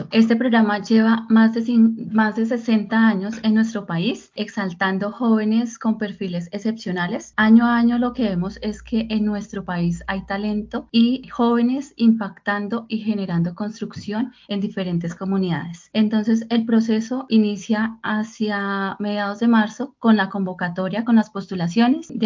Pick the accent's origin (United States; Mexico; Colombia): Colombia; historias de nuestros jóvenes colombianos y el impacto que están generando.